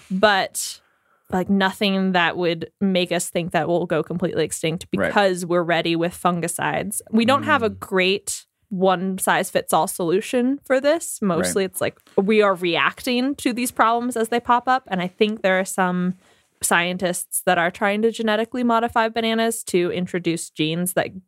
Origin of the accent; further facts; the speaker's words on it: United States; I'm an American